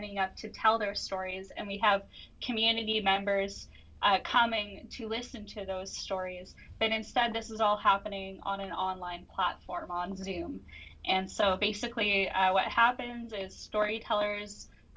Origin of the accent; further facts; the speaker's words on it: Chilliwack, British Columbia, Canada; I come from the Suwali First Nation located in Chilliwack, Cultus Lake, BC